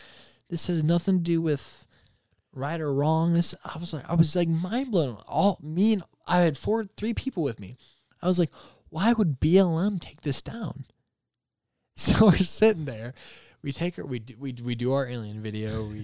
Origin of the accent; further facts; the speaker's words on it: Michigan, United States; I live in the craziest city you can live in when it comes to politics. And I'm from Michigan.